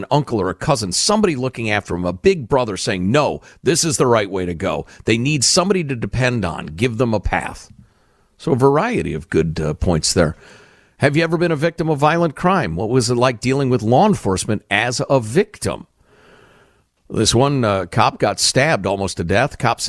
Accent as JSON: {"language": "English", "town": "New York City", "region": "New York", "country": "United States", "tie": "born or raised there", "said": "So being born and raised in New York City, being home, it saddens me to watch it go back to where it was in the early 80s."}